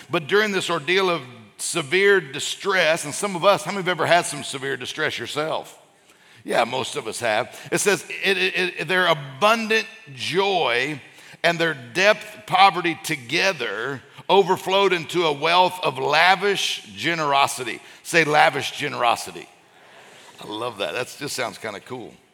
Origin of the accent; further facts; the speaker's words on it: Florida, United States; and then we're from Florida, and people are calling, Are you okay?